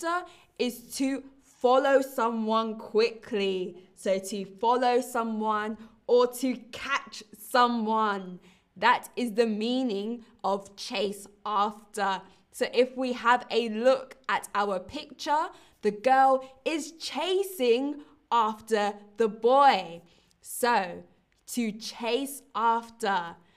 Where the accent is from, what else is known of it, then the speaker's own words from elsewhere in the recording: London, United Kingdom; London, my hometown